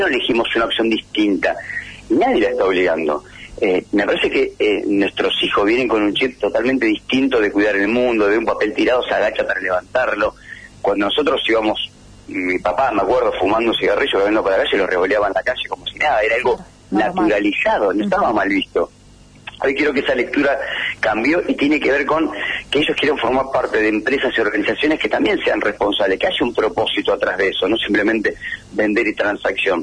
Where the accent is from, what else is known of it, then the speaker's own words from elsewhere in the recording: Pergamino, Buenos Aires Province, Argentina; moved away as an adult; yo soy de Pergamino, para irme a estudiar me tuve que ir a Buenos Aires